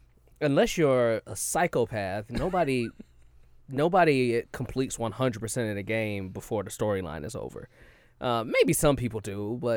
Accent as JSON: {"language": "English", "region": "Texas", "country": "United States", "said": "I know we're from Texas, but I know what a sticky bomb looks like"}